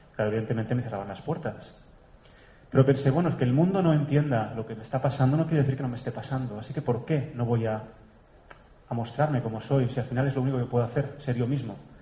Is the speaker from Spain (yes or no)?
yes; Catalonia, Spain; moved away; also born or lived in Germany; mi tierra, allá arriba en el norte de España, de Cataluña